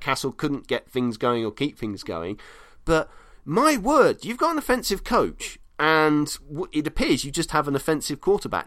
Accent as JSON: {"language": "English", "country": "United Kingdom", "said": "as a Brit."}